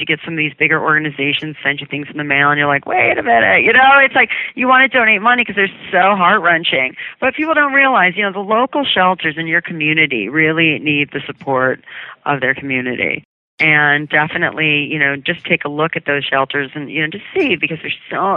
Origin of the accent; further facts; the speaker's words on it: Cleveland, Ohio, United States; now in New York City, United States; I grew up outside of Cleveland, and I always had animals